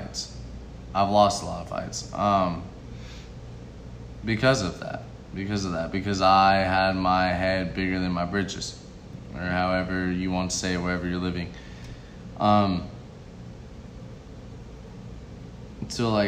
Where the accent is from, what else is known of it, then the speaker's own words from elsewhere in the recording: Las Vegas, Nevada, United States; So I'm from Las Vegas, Nevada. So, like, I'm moving all around in Las Vegas.